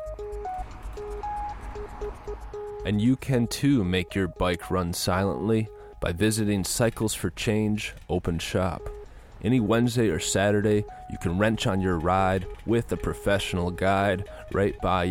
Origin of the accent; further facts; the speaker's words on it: Minnesota, United States; I grew up in Minnesota